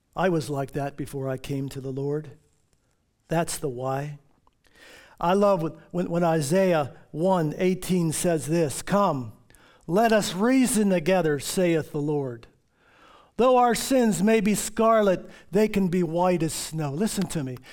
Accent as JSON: {"language": "English", "town": "Baltimore", "region": "Maryland", "country": "United States", "tie": "born or raised there", "said": "When I was a kid, living up, growing up in Baltimore"}